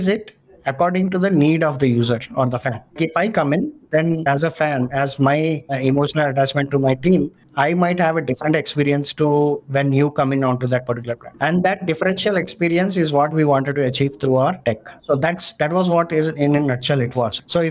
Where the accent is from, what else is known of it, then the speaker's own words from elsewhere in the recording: India; being an Indian